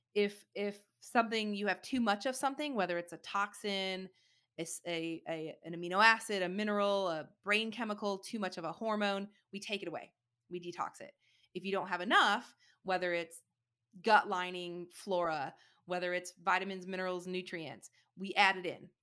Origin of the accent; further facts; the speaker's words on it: Michigan, United States; now in Austin, United States; I grew up in Michigan